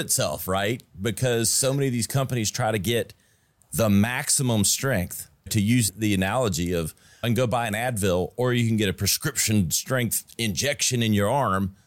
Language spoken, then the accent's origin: English; Greenville, South Carolina, United States; my hometown where we're at, where we shoot this in Greenville, South Carolina